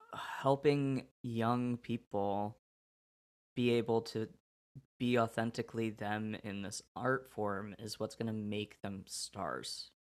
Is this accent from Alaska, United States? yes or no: no; Oregon, United States; moved away; also born or lived in Illinois; I'm from Oregon.